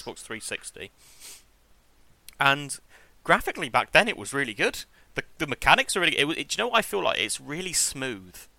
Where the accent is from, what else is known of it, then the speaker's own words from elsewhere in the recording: England, United Kingdom; I am English